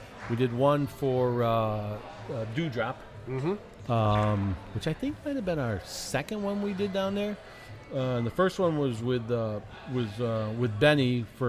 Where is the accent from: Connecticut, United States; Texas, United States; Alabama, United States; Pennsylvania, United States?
Connecticut, United States; Shelton; grew up on my street growing up in Shelton